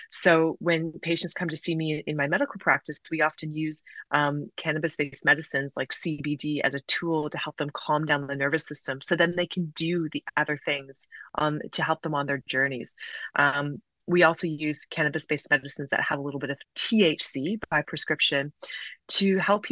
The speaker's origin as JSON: {"language": "English", "region": "South Carolina", "country": "United States", "tie": "born or raised there", "said": "I grew up in the southern United States. I'm Canadian and British, but my dad worked in the States for many years, and I grew up in South Carolina, so very conservative state."}